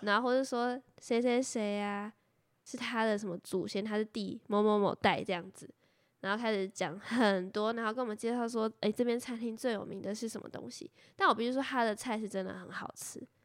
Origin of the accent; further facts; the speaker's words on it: Taiwan; 我们是台湾人